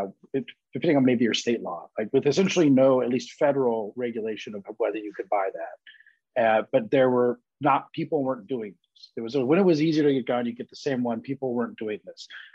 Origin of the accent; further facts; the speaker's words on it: Colorado, United States; I'm from Colorado, and I had friends in Columbine